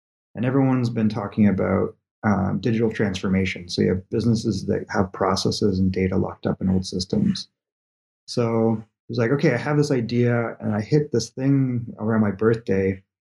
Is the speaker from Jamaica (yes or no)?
no; Canada; moved away; But in those days, I moved from Canada, basically, to California.